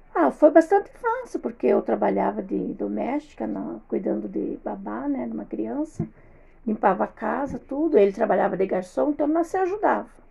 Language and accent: Portuguese; Passo Fundo, Rio Grande do Sul, Brazil; nasci em Passo Fundo